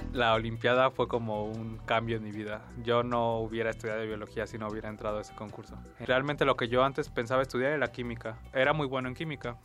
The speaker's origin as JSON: {"language": "Spanish", "region": "Mexico City", "country": "Mexico", "tie": "born or raised there", "said": "Yo nací en la Ciudad de México el 22 de junio de 1998 realmente en mi infancia me dediqué como a jugar mucho con todos mis amigos"}